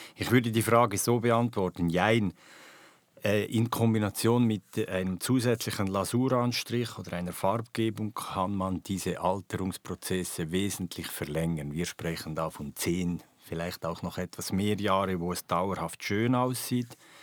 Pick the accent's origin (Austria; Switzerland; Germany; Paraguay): Switzerland; bei uns in der Schweiz